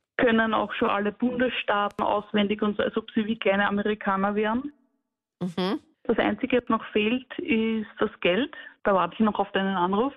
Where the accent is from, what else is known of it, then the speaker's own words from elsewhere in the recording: Linz, Upper Austria, Austria; ich komme aus Linz